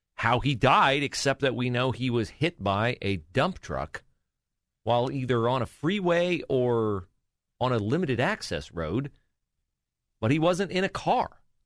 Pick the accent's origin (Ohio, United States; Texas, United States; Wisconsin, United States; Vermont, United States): Ohio, United States; Mechanicsburg; growing up in my hometown